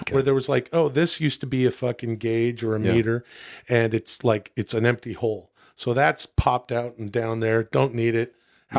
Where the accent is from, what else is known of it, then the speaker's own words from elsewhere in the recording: Ladner, British Columbia, Canada; I grew up in Ladner, British Columbia, and British Columbia is on the ocean.